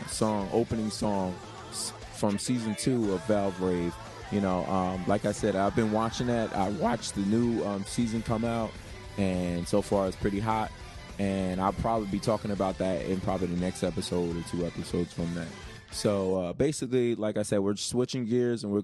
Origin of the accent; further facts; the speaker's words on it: United States; I'm an American